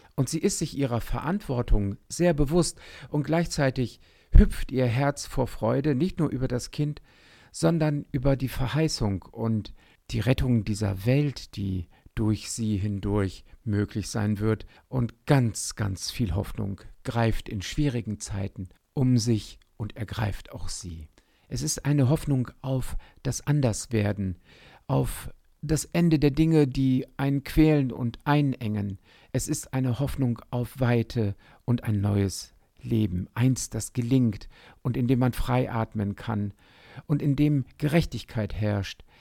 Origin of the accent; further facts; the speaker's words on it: Otterndorf, Lower Saxony, Germany; in Otterndorf an der Küste, an der Nordsee, wo ich aufgewachsen bin